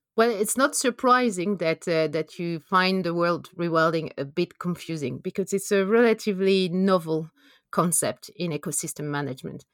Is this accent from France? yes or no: yes; France; English is a second language; moved away as an adult; also born or lived in Norway / Canada; now in London, United Kingdom; as you can hear from my accent, I'm, I'm from France. I did my P H D over there